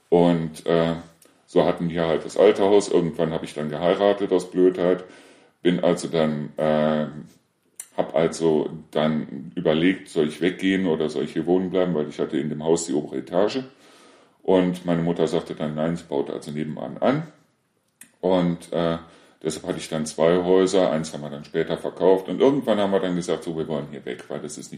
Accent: Neuss, North Rhine-Westphalia, Germany; now in Deißel, Germany; Nee, aber äh, ich komme ja ursprünglich aus Neuss und aus Neuss sind wir ja weggezogen, weil mein Sohn verstorben ist.

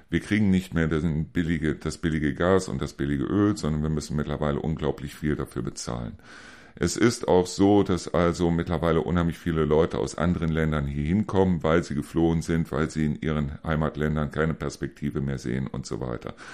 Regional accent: Neuss, North Rhine-Westphalia, Germany; Ich persönlich komme aus Neuss, ich komme aus Neuss-Reuschenberg.

